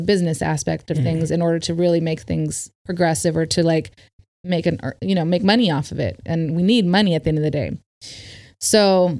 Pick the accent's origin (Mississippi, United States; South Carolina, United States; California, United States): California, United States; Berkeley; born there; also born or lived in India; I was born in Berkeley, but I lived back. I moved back and forth from India to America since I was like 5.5 years old.